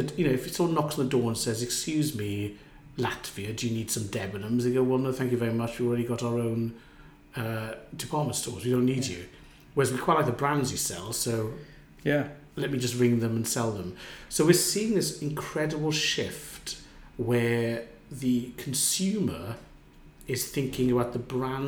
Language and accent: English; Wales, United Kingdom; growing up in Wales in the 70s